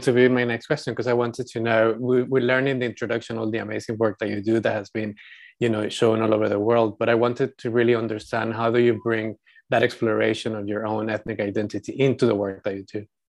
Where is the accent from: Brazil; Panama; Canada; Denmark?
Panama; moved away as an adult; also born or lived in Europe; When I grew up, uh, in Panama, I was seen as white because my family was half European